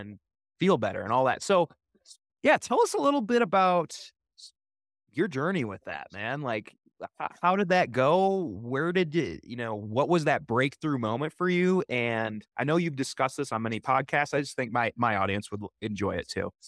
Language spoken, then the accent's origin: English; Wisconsin, United States; growing up in Wisconsin